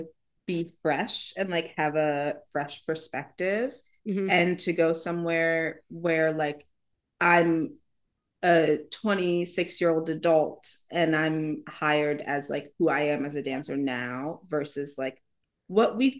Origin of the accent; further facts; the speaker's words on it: Cleveland, Ohio, United States; So I am from Cleveland, Ohio. I started dancing at 4